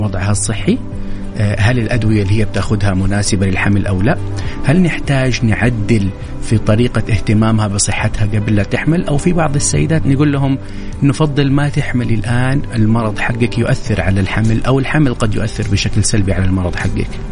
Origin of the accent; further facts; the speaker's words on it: Saudi Arabia; عندنا في السعوديه